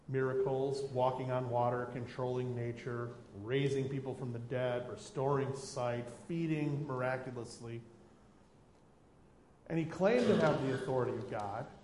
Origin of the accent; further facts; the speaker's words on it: United States; Because I was raised Lutheran in the United States, and because of that, I now consider myself a Lutheran.